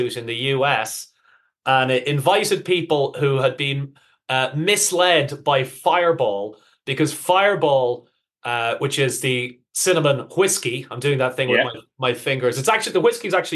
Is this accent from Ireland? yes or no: yes; Ireland; moved away; also born or lived in United Kingdom / Netherlands; I'm obviously from Ireland, spent almost 20 years living in Holland.